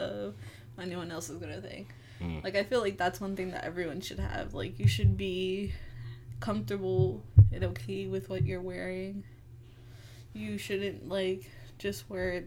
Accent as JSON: {"language": "English", "town": "Worcester", "region": "Massachusetts", "country": "United States", "said": "I'm from Worcester, Massachusetts"}